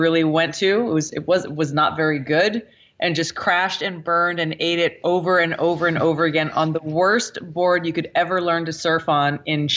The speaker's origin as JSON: {"language": "English", "region": "Hawaii", "country": "United States", "tie": "born or raised there", "said": "growing up in Hawaii"}